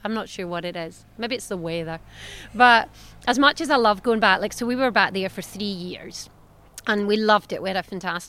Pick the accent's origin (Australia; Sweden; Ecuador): Australia; moved away as an adult; now in Scotland